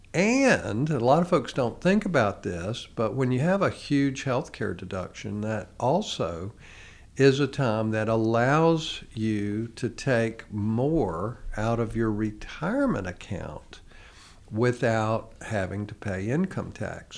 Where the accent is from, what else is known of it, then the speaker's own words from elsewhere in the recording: United States; as American citizens